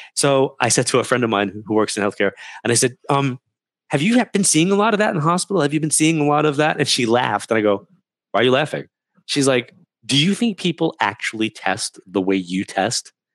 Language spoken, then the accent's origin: English; New York, United States; moved away; We're from New York